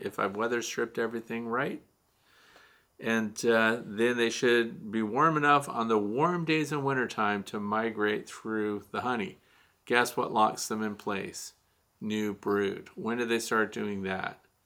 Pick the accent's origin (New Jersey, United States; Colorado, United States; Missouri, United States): Missouri, United States; moved away; I'm originally from Missouri